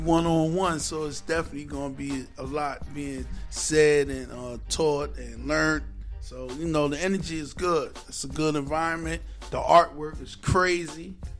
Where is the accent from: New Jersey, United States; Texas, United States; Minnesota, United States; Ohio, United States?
New Jersey, United States; Newark; I've been a North native for over 40 years, North New Jersey owned. Only child, you know, moms and pops, you know, right in the same neighborhood. We grew up in the Central Ward area